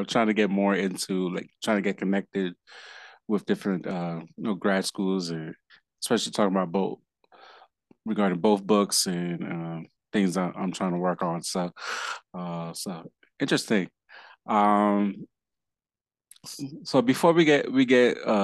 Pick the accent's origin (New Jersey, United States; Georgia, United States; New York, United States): New York, United States; not my home state, New York